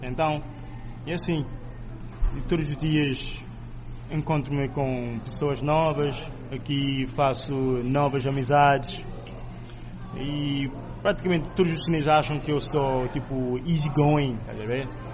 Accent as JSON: {"language": "Portuguese", "country": "Cape Verde", "moved": "yes", "lives_now": "Nanjing, China", "said": "sou de Cabo Verde"}